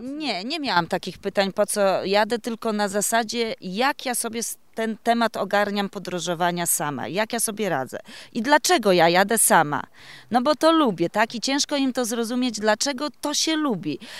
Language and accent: Polish; Podlaskie Voivodeship, Poland; Jestem z Podlasia. Jako chyba jedyna tutaj uczestniczka, uczestniczka z tego regionu.